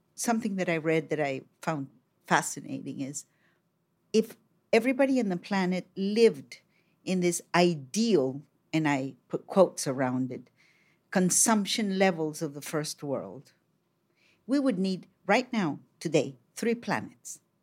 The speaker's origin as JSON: {"language": "English", "country": "Colombia", "said": "I come from Colombia in South America."}